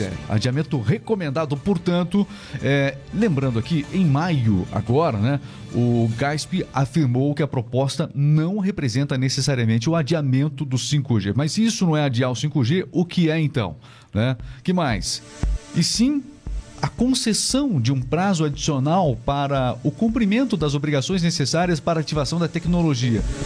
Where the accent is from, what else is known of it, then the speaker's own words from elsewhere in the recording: Paraná, Brazil; accent: paranaense; nós somos aqui do Paraná